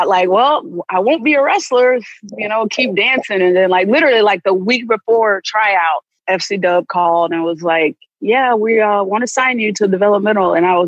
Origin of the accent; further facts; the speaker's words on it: Sanford, Florida, United States; moved away as an adult; also born or lived in Tampa, Florida; I'm billed from Orlando, Florida, but I'm from actually from Sanford, Florida, which is a small town outside of Orlando. So come from a very close-knit family. So that was my first time away from home